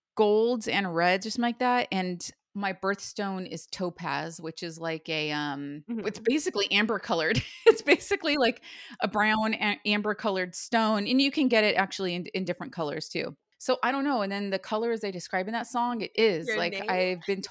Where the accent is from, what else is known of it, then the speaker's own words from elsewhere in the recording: Ojai, California, United States; Like living in Ojai and growing up, it used to rain every winter and it would snow.